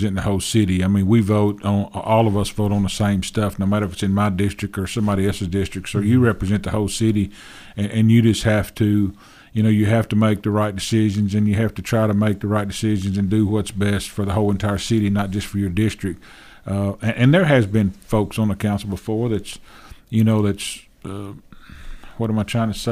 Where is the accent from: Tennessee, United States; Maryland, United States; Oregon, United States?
Tennessee, United States; Gallatin; I'm born and raised in Gallatin. I've been there my whole entire life